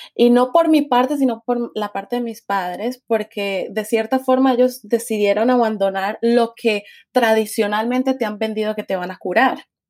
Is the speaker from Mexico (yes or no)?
no; Cali, Valle del Cauca, Colombia; moved away as an adult; also born or lived in Washington / New Zealand; nací en Cali, me crié en Cali y dejé Cali a los 20 años, tengo 25.